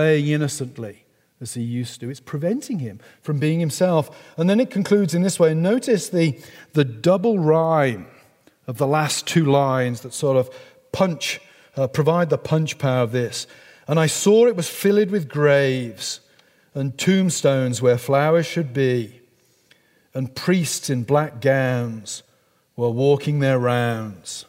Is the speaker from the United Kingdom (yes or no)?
yes; England, United Kingdom; accent: English; somebody like me with a beautiful English accent